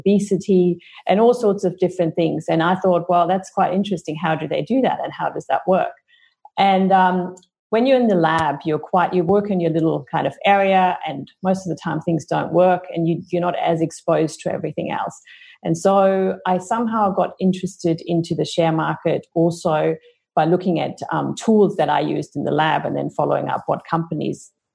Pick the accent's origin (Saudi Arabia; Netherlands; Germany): Germany; moved away as an adult; now in Australia; I grew up in Germany